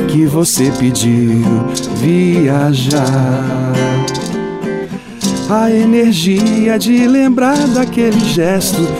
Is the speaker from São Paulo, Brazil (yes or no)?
no; Minas Gerais, Brazil; eu sou de Minas.